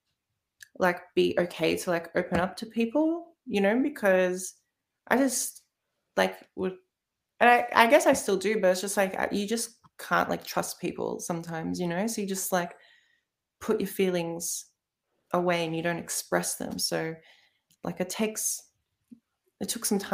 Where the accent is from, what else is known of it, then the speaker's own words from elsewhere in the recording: Melbourne, Victoria, Australia; I grew up in Melbourne. I haven't I haven't lived anywhere else